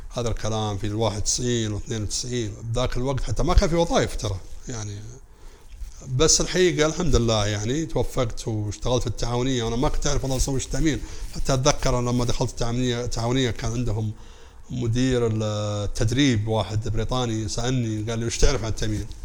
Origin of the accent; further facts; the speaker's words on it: Saudi Arabia; اتكلم كسعوديه